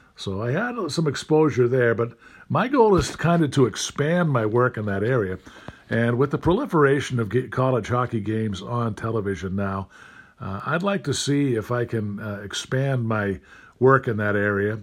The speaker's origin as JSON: {"language": "English", "town": "Stoughton", "region": "Massachusetts", "country": "United States", "tie": "born or raised there", "said": "my hometown of Stoughton, Mass"}